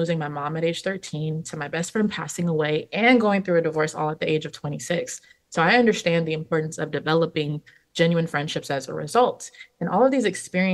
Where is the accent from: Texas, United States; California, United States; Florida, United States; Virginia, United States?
California, United States; I was born and raised in California